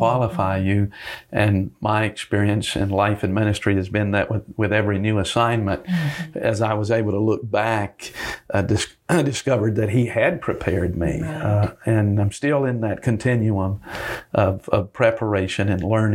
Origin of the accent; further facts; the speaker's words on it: Greenville, North Carolina, United States; also born or lived in Charlotte, North Carolina / London, England; I grew up in Eastern North Carolina